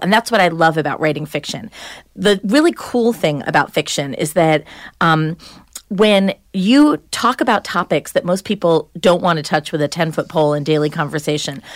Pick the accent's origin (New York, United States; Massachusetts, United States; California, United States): New York, United States; Long Island; now in New Hampshire, United States; I was from Long Island. I grew up in the suburbs.